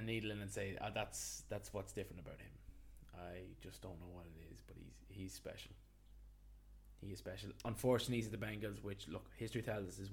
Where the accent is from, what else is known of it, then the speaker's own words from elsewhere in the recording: Ireland; as Irish sports fans